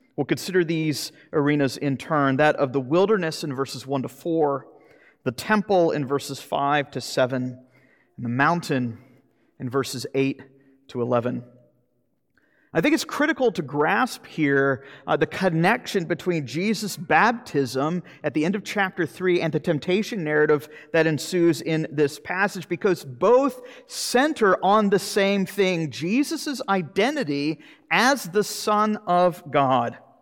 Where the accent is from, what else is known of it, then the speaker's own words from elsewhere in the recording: Jacksonville, Florida, United States; moved away; the old farm league back in my hometown in Jacksonville, Florida